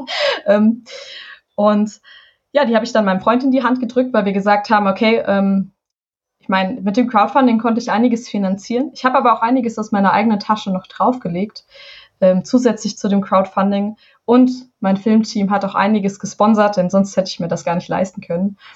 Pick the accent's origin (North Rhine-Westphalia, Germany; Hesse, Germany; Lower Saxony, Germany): Hesse, Germany; Und ich komme aus dem Taunus, aus Hessen. Wir haben diesen wunderschönen Wald vor der Haustür und ich bin im Wald groß geworden.